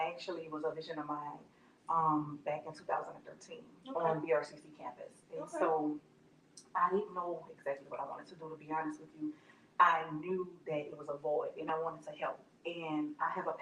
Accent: New Orleans, Louisiana, United States; moved away as an adult; now in Baton Rouge, United States; I'm originally from New Orleans. I've been in Baton Rouge for the past 13, 14 years now.

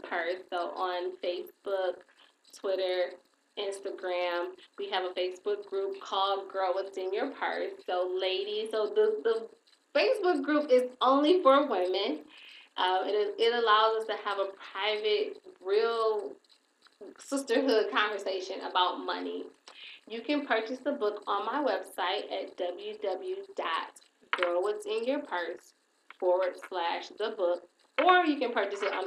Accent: Saginaw, Michigan, United States; I'm from Saginaw

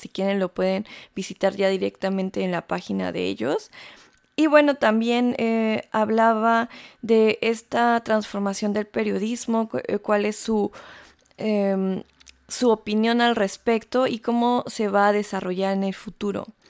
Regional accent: Mexico; moved away as an adult; now in Stuttgart, Germany; soy periodista, soy mexicana y vivo aquí desde hace ya casi siete años

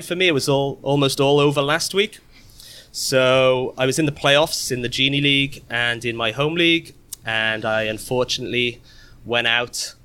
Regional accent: Cardiff, Wales, United Kingdom; now in New Jersey, United States; I'm originally from Cardiff in Wales, nice. But I now live in New Jersey

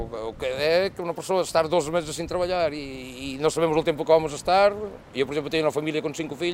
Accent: Spain; now in Lisbon, Portugal; eu sou espanhol.

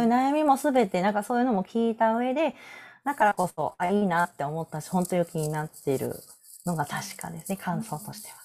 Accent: Osaka, Japan; now in Nara, Japan; 生まれ育った大阪

